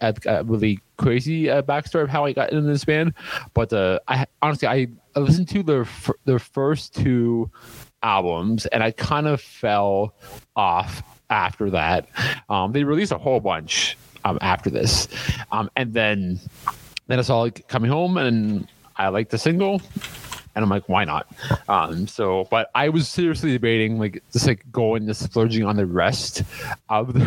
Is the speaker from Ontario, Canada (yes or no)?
yes; right across from Detroit, Ontario, Canada; my hometown, like right across from Detroit